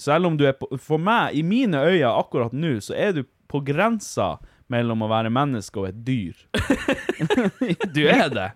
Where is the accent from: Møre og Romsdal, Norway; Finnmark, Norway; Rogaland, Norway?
Finnmark, Norway; Vi er finnmarkinger